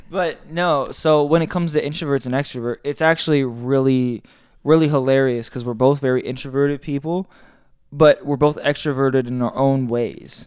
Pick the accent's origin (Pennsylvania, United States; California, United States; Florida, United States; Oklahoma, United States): Florida, United States; Tampa; also born or lived in Orlando; I grew up in Tampa